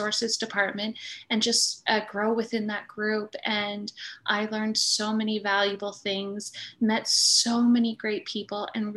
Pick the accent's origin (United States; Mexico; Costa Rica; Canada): Canada; East Coast, Atlantic Canada; moved away as an adult; now in Nova Scotia, Canada; We're both from the East Coast.